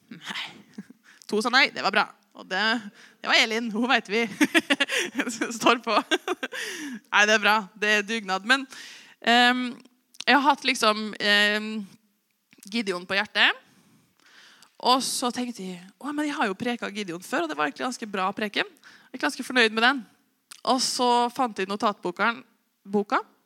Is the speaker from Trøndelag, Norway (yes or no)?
yes; Osen, Trøndelag, Norway; now in Oppdal, Norway; Jeg er jo bare fra Osen. Dum nok til å flytte til Oppdal